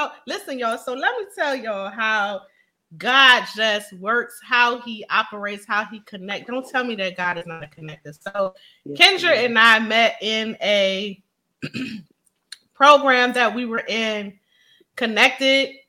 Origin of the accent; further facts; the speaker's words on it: Philadelphia, Pennsylvania, United States; Philly, my hometown